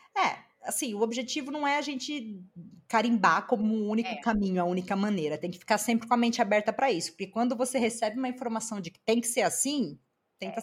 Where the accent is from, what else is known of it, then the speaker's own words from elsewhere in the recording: Brazil; moved away; nós que somos brasileiros, né, e que moramos no exterior